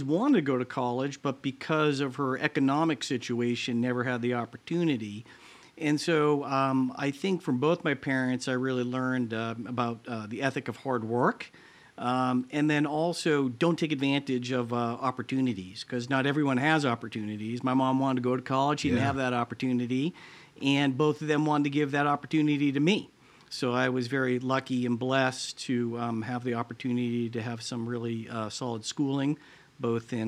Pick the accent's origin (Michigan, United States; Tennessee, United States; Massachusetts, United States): Massachusetts, United States; Lawrence; now in Columbus, United States; I grew up outside Boston, about 30 miles north of Boston, a town called Lawrence, Massachusetts